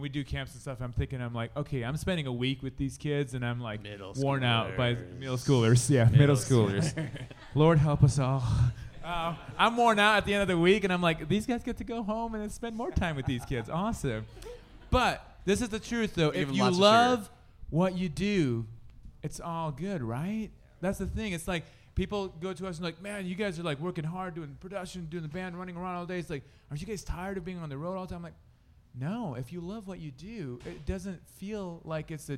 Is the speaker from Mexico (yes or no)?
no; Indonesia; now in Sioux City, United States; because we grew up in Indonesia